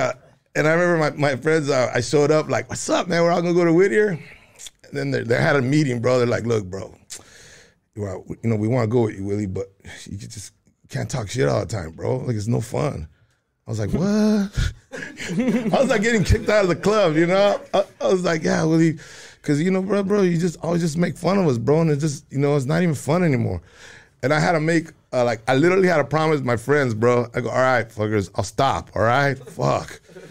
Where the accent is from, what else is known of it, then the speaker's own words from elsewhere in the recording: Juarez, Chihuahua, Mexico; You know, my Spanish was, you know, even though we came from Chihuahua, I was in Juarez as a little kid.